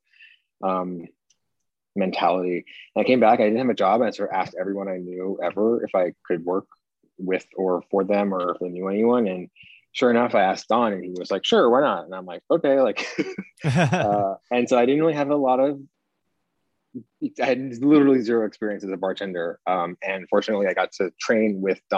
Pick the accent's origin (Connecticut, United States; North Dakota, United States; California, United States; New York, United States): Connecticut, United States; I grew up in Connecticut.